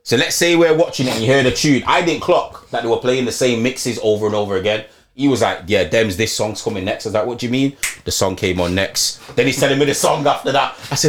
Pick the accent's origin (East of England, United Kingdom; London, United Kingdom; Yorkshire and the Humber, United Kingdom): Yorkshire and the Humber, United Kingdom; Leeds; because remember I came from Leeds to Chester for uni